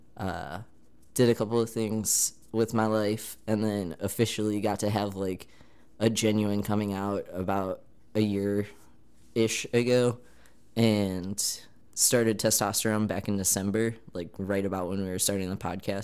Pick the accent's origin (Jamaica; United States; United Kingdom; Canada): United States; Michigan; now in Manhattan, Kansas, United States; I'm originally from Michigan, and I ended up in Manhattan, Kansas